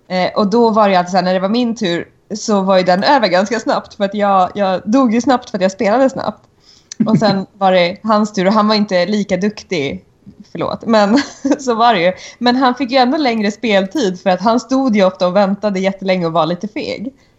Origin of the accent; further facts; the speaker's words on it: Kiruna, Norrbotten County, Sweden; moved away; uppifrån Kiruna, där jag växte upp